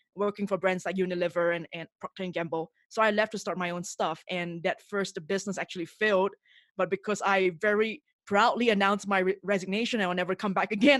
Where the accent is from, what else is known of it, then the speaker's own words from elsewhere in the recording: Singapore; moved away as an adult; now in Mexico City, Mexico; I'm originally from Singapore, and I, and that's where I grew up